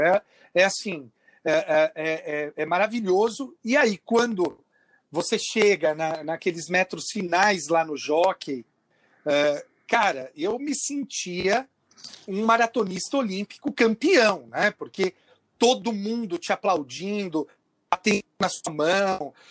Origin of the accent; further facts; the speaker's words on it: Bebedouro, São Paulo, Brazil; eu sou do interior de São Paulo, em Bebedouro